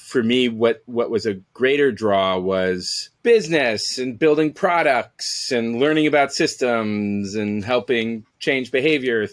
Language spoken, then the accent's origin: English; San Francisco, California, United States; moved away as an adult; also born or lived in New York; Born and raised in San Francisco until I was 18, where I moved to New York